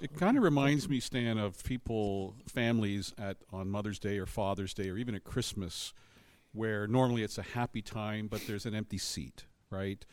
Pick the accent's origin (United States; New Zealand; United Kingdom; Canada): Canada